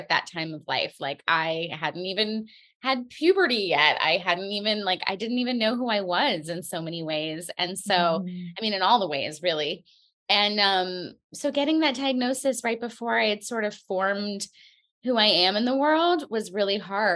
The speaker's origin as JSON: {"language": "English", "region": "New York", "country": "United States", "said": "I'm a New Yorker. I live in Brooklyn"}